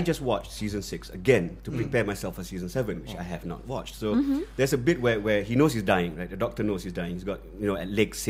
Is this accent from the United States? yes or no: no; Malaysia; as a Malaysian